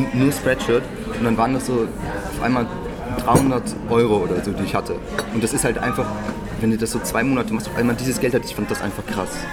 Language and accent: German; near Düsseldorf, North Rhine-Westphalia, Germany; moved away as an adult; now in Berlin, Germany; ich komme ursprünglich ähm, aus der Nähe von Düsseldorf, bin jetzt zum Studium, also im September nach Berlin gezogen